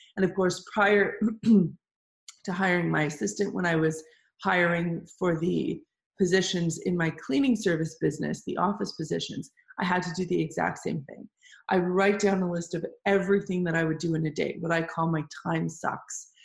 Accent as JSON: {"language": "English", "town": "Toronto", "region": "Ontario", "country": "Canada", "tie": "born or raised there", "said": "we still have our boutique cleaning service running in Toronto, which is my hometown."}